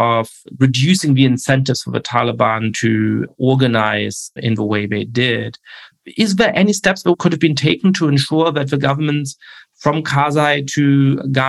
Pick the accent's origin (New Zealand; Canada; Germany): Germany; I'm Jewish. I grew up in Germany